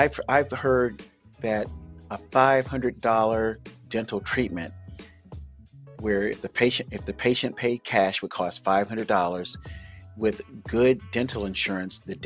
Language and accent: English; Oakland, California, United States; my hometown, Oakland, California